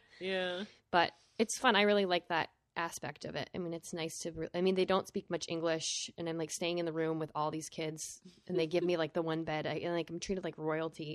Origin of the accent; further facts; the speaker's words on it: Vermont, United States; I'm from Vermont